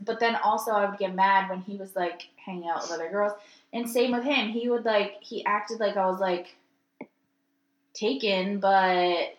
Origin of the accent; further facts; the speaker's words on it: New York, United States; moved away as an adult; now in Florida, United States; we're both from New York.